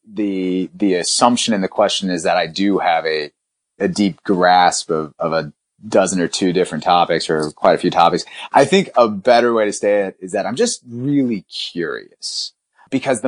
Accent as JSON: {"language": "English", "town": "Roanoke", "region": "Virginia", "country": "United States", "tie": "born or raised there", "also_born_or_lived": "India", "said": "I was born in India myself. I came to this country and we moved to a rural town in the Blue Ridge Mountains in Roanoke, Virginia"}